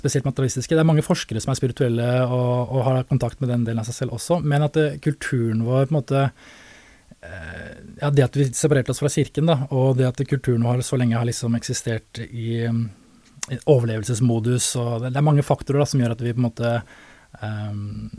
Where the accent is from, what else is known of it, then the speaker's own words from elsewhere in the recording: Oslo, Norway; now in Tønsberg, Norway; jeg kommer jo opprinnelig fra Oslo, da, egentlig vokste opp